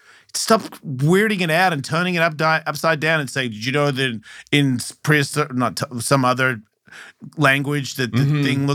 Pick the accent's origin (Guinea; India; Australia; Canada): Australia; Melbourne, Victoria; I'm from Melbourne where it rains a lot.